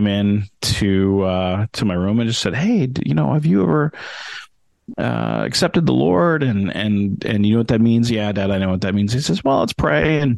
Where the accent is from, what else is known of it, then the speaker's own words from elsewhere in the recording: Denver, Colorado, United States; moved away as an adult; also born or lived in Calumet, Michigan; now in Pacific Northwest, United States; I was actually born up towards where you guys are, up in Upper Michigan, up in Calumet, Michigan, lived there until I was about 7. And then kind of my family moved to Denver, Colorado, which is where I did the rest of my growing up